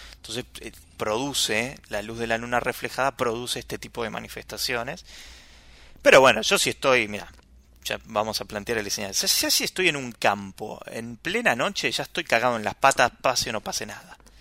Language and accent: Spanish; Buenos Aires, Argentina; como porteño, como buen porteño